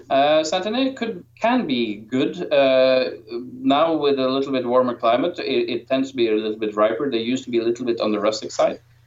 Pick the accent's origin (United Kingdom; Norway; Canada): Norway; I am from Norway